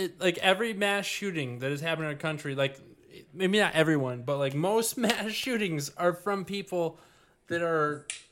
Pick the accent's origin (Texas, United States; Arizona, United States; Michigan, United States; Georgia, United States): Michigan, United States; Grosse Pointe; I grew up in Grosse Pointe, and that shit would not have happened in Grosse Pointe.